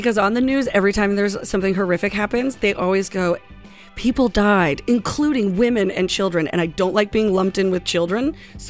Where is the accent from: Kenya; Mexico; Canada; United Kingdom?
Canada; Brighton, Ontario; I'm also from Brighton, Ontario.